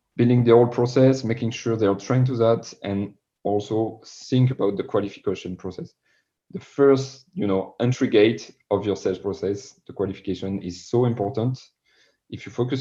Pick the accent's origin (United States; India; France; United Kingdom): France; accent: French; English is a second language; my French accent